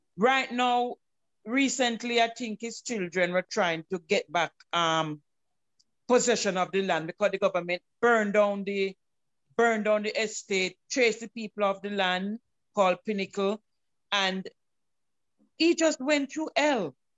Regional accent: Jamaica; accent: Jamaican; I'm a Jamaican, I'm accustomed to living a certain way

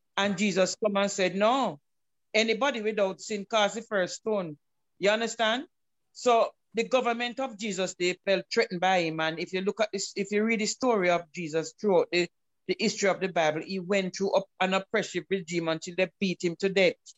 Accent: Jamaica; accent: Jamaican; I'm a Jamaican, I'm accustomed to living a certain way

